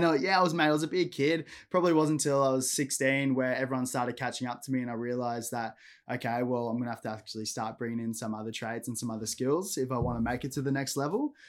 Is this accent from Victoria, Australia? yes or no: no; Gold Coast, Queensland, Australia; I grew up on the Gold Coast, um, predominantly Palm Beach